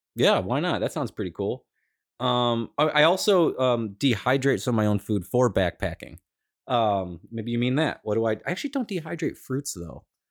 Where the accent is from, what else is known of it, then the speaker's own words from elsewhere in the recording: Cleveland, Ohio, United States; I'm from Cleveland. I'm in California